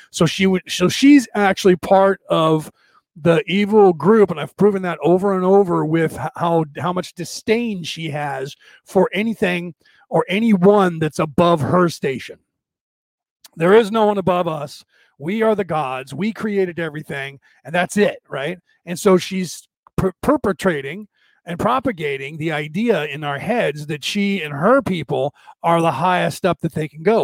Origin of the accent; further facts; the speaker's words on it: United States; I'm an American.